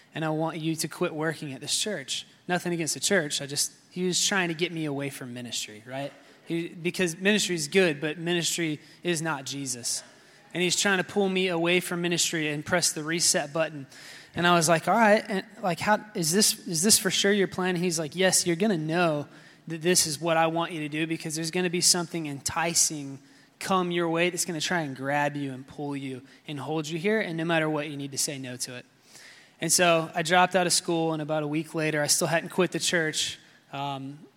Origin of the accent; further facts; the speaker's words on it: South Carolina, United States; moved away as an adult; also born or lived in West Palm Beach, Florida; now in Florida, United States; I am originally from South Carolina. I moved here in 2010, so 9.5 years ago